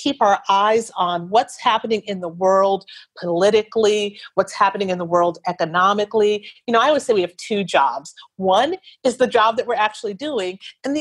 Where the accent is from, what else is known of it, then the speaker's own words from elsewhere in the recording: Wisconsin, United States; moved away; I'm from Wisconsin